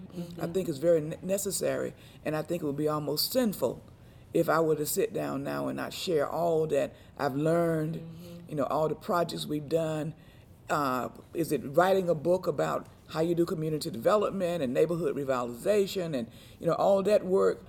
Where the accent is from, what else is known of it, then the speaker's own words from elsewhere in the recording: Rocky Mount, North Carolina, United States; I'm from Rocky Mount, North Carolina